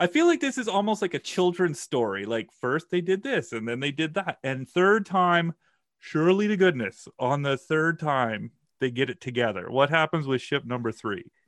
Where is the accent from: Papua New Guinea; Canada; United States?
Canada; Saskatchewan; I'm from Saskatchewan. I don't have a lot of, like, nautical experience. You know, we're pretty landlocked here